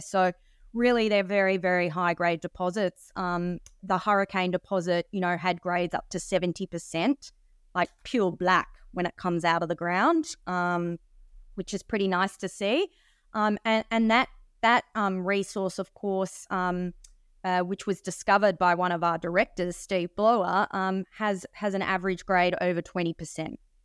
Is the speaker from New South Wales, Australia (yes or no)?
yes; Sydney, New South Wales, Australia; now in Perth, Australia; I was actually born in Australia